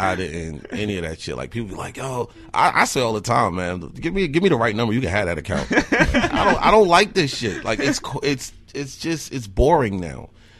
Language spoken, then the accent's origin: English; Newark, New Jersey, United States; born or raised there; now in Eau Claire, United States